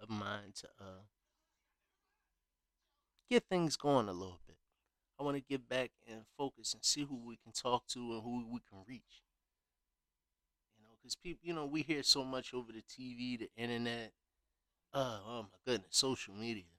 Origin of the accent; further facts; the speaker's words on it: Philadelphia, Pennsylvania, United States; also born or lived in Compton, California / Chicago / Los Angeles / Las Vegas; I grew up mainly based in North Philadelphia